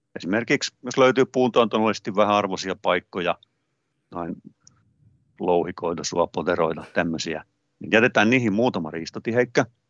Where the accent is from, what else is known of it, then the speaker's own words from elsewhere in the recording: Hollola, Päijät-Häme, Finland; pikkupoikana maatilalla Hollolassa, missä kasvoin